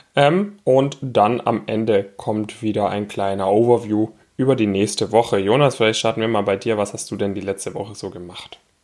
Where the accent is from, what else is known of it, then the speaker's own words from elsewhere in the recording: near Stuttgart, Baden-Württemberg, Germany; moved away; also born or lived in Frankfurt; ich komme ursprünglich aus der Nähe von Stuttgart